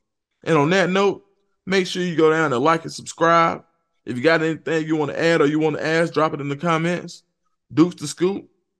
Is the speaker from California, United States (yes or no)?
no; Atlanta, Georgia, United States; I'm from Atlanta. Went to Atlanta Fulton County Stadium growing up, watching the Falcons and the Braves.